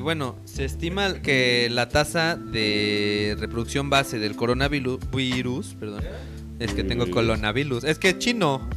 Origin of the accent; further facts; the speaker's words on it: Mexico; pensamos como mexicanos